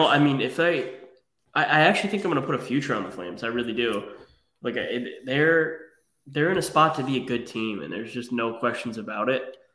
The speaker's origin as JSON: {"language": "English", "region": "Rhode Island", "country": "United States", "tie": "born or raised there", "said": "growing up in Rhode Island."}